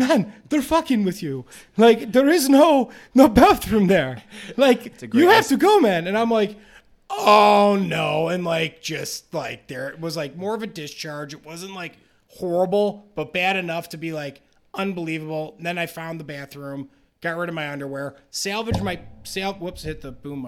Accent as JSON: {"language": "English", "country": "United States", "said": "I'm clearly American as fucking hell"}